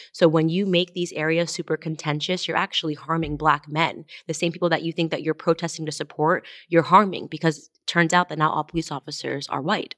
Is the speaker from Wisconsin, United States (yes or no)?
no; Stamford, Connecticut, United States; I was raised in Stamford, Connecticut.